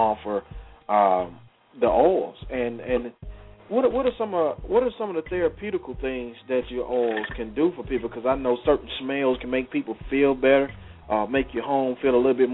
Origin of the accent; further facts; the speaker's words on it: Mississippi, United States; I'm from Mississippi